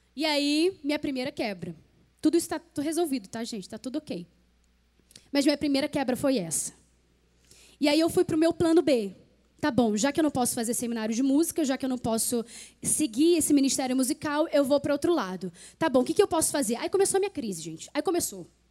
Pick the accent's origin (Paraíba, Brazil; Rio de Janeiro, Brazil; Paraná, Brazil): Rio de Janeiro, Brazil; moved away as an adult; also born or lived in Petrópolis; eu, eu, sou carioca